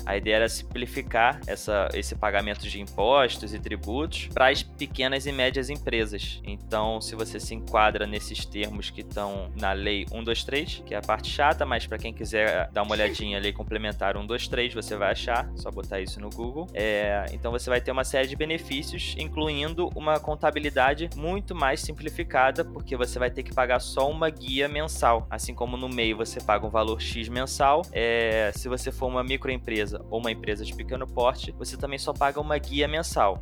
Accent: Rio de Janeiro, Brazil; como eu sou do Rio, eu falo M

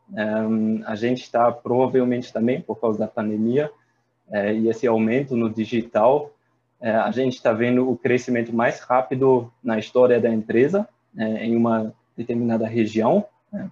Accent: Germany; Portuguese is a second language; moved away as an adult; also born or lived in Paris, France / Ireland; now in Brazil; sou alemão

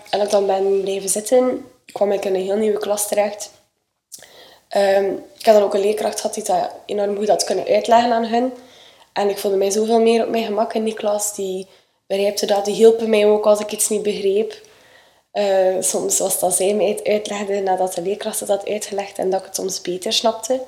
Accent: Sleidinge, Flanders, Belgium; ik ben eh, opgegroeid in Sleidingen op de boerderij van mijn ouders.

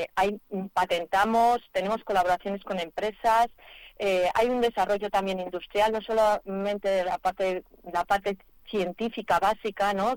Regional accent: Madrid, Community of Madrid, Spain; yo aunque soy de Madrid

